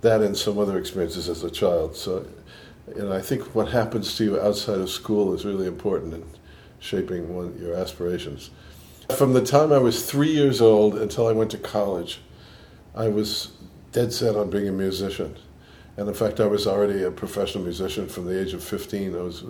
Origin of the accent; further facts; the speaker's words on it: Boston, Massachusetts, United States; accent: New York and Boston; also born or lived in New York; I grew up in Boston. I was born in Boston. I grew up there. I lived in New York for quite a while, and I think I have more New York in my accent than Boston, but there's probably a little bit of both.